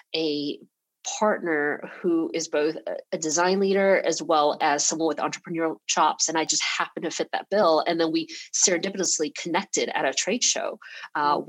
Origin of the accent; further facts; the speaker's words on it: Atlanta, Georgia, United States; English is a second language; also born or lived in Taiwan; now in San Francisco, United States; I was born in Taiwan and my whole family immigrated to Atlanta, to Georgia um, when I was six years old. So English was not my first language. And I grew up in Georgia